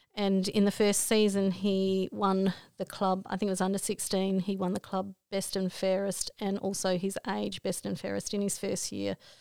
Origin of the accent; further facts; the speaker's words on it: Broken Hill, New South Wales, Australia; also born or lived in Port Augusta, South Australia; I come from Broken Hill